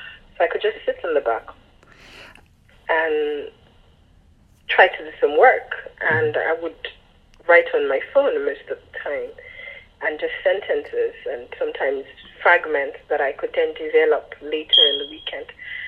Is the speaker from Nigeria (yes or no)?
yes; Lagos, Nigeria; born there; I was born in Lagos and then lived elsewhere.